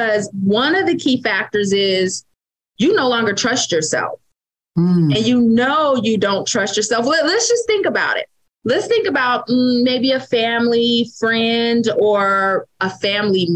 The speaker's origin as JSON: {"language": "English", "town": "Vallejo", "region": "California", "country": "United States", "lives_now": "Fairfield, United States", "said": "I am from Vallejo, California"}